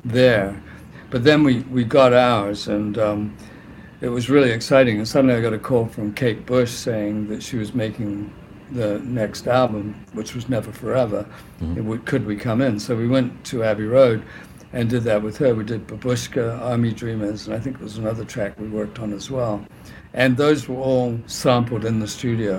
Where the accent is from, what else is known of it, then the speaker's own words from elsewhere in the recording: New Zealand; moved away; also born or lived in England / Sydney, Australia / London; I was born in England, but I grew up in New Zealand